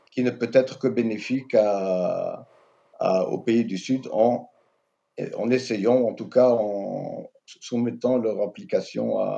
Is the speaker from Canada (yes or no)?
no; Algeria; en tant qu'Algérien, je peux tout de suite vous dire que mon pays est très jaloux de sa souveraineté politique, économique, géostratégique.